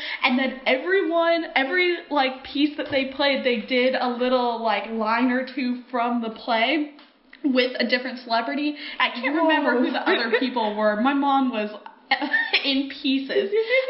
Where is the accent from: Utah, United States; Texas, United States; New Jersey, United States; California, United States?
California, United States; Central; Well, I grew up in California